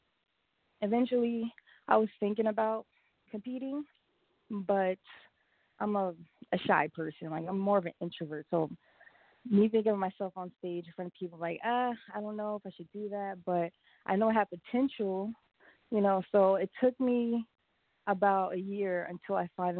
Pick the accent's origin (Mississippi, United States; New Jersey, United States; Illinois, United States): New Jersey, United States; East Orange; also born or lived in New Rochelle, New York; I am from New Jersey, East Orange, New Jersey